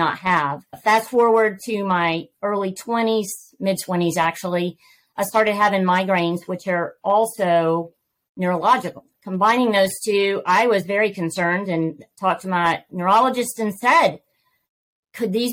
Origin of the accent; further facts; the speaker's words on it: Georgia, United States; accent: Southern; I am born, raised, and have lived in Georgia all my life